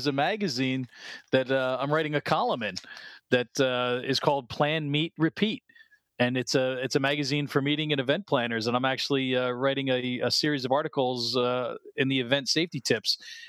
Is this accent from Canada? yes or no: no; New Jersey, United States; I mean, I grew up in North Jersey. I was born in the city.